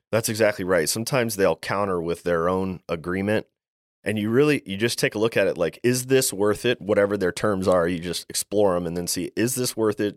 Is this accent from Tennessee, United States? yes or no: no; Maryland, United States; I'm from Maryland. I'm from the East Coast. And growing up, my father was a home builder